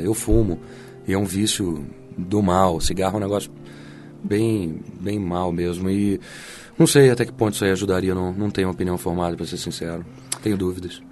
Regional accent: São Paulo, Brazil; also born or lived in Passos, Minas Gerais; now in Rio de Janeiro, Brazil; eu nasci em Minas, mas eu fui criado em São Paulo

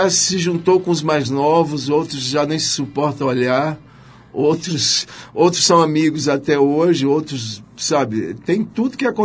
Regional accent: Belo Jardim, Pernambuco, Brazil; moved away; also born or lived in Recife; Eu sou do Agreste, né? né? nasci no Agreste, em Belo Jardim.

